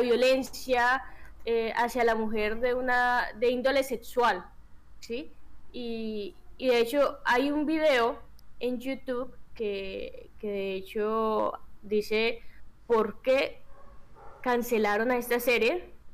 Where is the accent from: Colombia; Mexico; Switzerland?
Colombia; como buenos colombianos